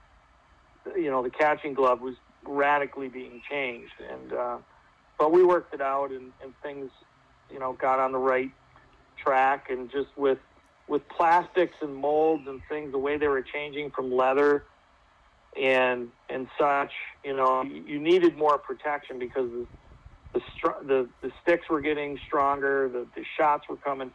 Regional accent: United States; take great pride for being an American

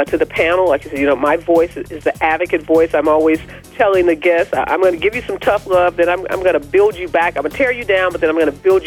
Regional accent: Midwest, United States; I'm from the Midwest

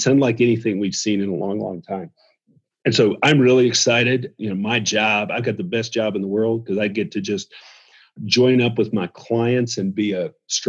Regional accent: the South, United States; I'm from the South

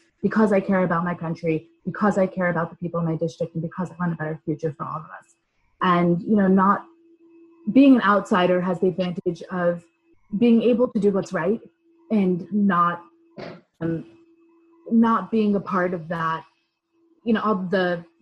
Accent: Rockland County, New York, United States; I come from New York. I grew up in the district in Rockland County

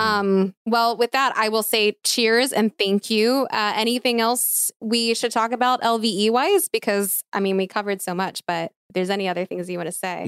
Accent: outside of Philadelphia, Pennsylvania, United States; I'm born and raised outside of Philly

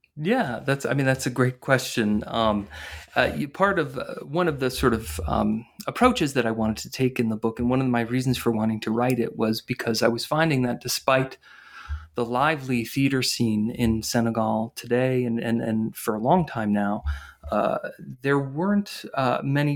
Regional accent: northern New Jersey, United States; I grew up in in northern New Jersey

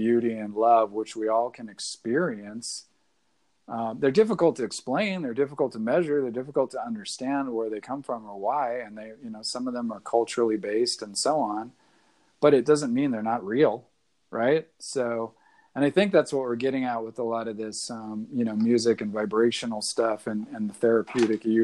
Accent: the Northwest, Pacific Northwest, United States; I'm from the Northwest

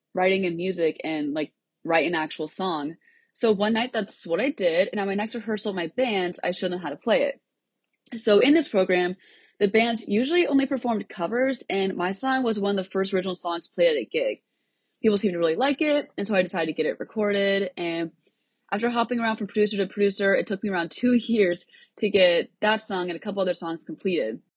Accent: Cedar Rapids, Iowa, United States; moved away as an adult; now in Nashville, United States; I grew up in Cedar Rapids, Iowa, but I moved to Nashville about four months ago to attend Belmont University

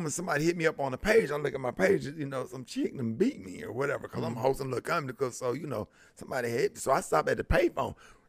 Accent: Birmingham, Alabama, United States; born or raised there

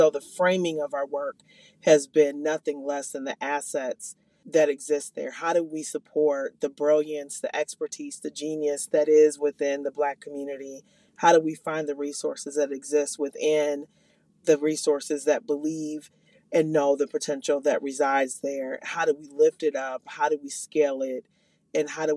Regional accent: Minneapolis, Minnesota, United States; I am from the North Minneapolis community.

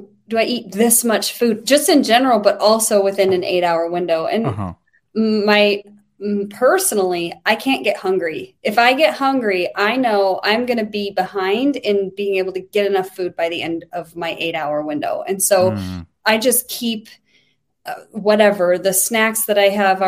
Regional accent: Wyoming, United States; I'm from Wyoming.

